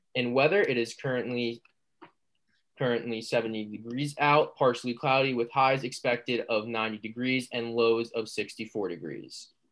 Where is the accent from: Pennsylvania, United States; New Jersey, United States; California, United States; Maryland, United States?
New Jersey, United States; Secaucus; my hometown of Secaucus